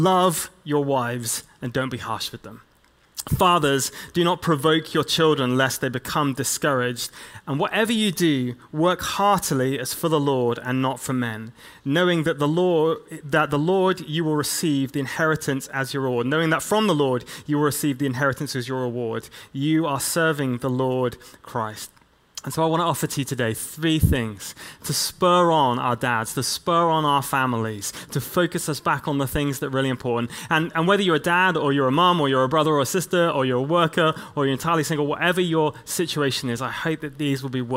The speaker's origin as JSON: {"language": "English", "region": "England", "country": "United Kingdom", "said": "as an English church leader, I come from this long line of people like William Wilberforce"}